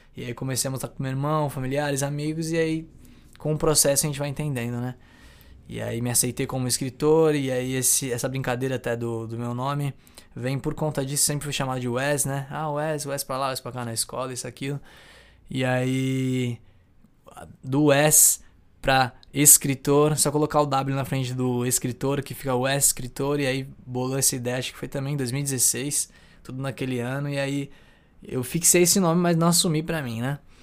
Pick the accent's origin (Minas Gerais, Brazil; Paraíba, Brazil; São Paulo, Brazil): São Paulo, Brazil; Santos; also born or lived in São Vicente; Sou de Santos, tenho 23 anos, nascido e criado aqui em Santos, São Vicente